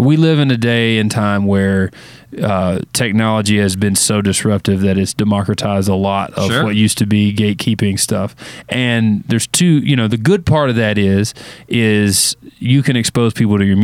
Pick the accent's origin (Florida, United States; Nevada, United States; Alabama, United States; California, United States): Florida, United States; Florida Gulf Coast, United States; also born or lived in Clinton, Arkansas; now in Nashville, United States; I moved to Florida with my mom, and we lived there about 10 years